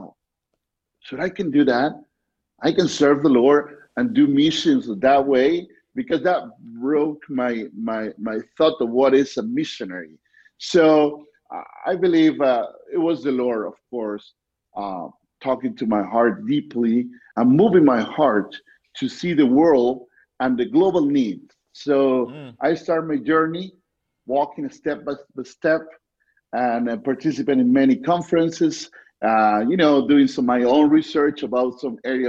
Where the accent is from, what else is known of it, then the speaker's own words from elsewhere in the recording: Argentina; English is a second language; I'm originally from Argentina, so I was born in Argentina, and actually I'm living in Argentina in the city of Cordoba.